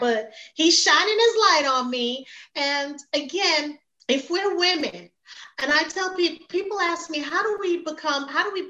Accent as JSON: {"language": "English", "town": "New York City", "region": "New York", "country": "United States", "tie": "born or raised there", "also_born_or_lived": "Jamaica", "moved": "as an adult", "lives_now": "Georgia, United States", "said": "I was raised in Brooklyn, New York."}